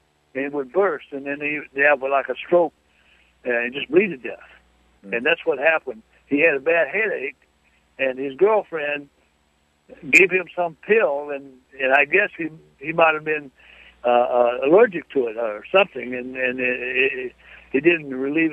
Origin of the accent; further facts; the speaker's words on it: Arkansas, United States; I was raised in Arkansas.